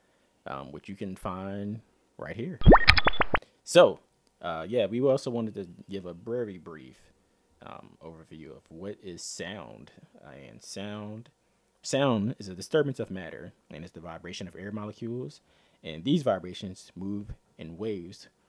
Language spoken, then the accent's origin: English; Philadelphia, Pennsylvania, United States; I'm from Philly